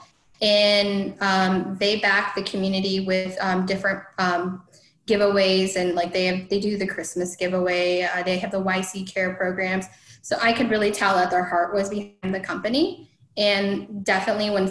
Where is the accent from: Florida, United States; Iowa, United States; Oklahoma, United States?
Iowa, United States; Northern; I grew up in Northern Iowa